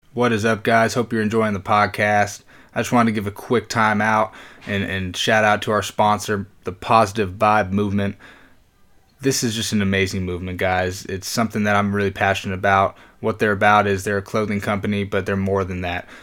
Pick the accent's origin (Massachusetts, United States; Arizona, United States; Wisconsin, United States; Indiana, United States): Arizona, United States; I'm from Arizona